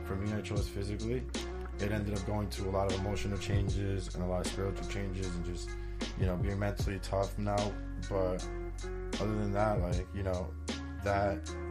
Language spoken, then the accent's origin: English; West Hempstead, New York, United States; now in Hicksville, United States; I'm from West Hempstead. I moved over to Hicksville.